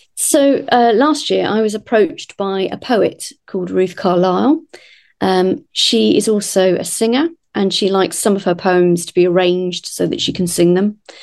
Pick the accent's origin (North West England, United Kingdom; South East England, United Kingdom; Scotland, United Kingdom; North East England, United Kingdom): South East England, United Kingdom; Kent; moved away as an adult; also born or lived in London; now in Aylesbury, United Kingdom; I grew up in Kent, so the other side of London